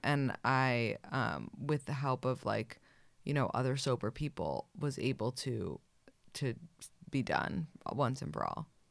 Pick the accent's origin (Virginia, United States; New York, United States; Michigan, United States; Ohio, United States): New York, United States; New York City; I grew up in New York City